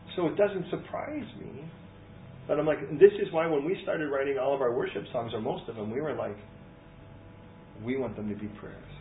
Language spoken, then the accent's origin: English; California, United States; now in London, United Kingdom; I'm American. I'm Californian